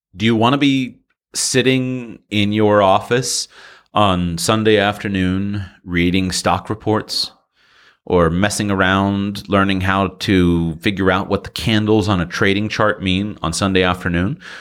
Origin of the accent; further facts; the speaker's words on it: United States; go back to the United States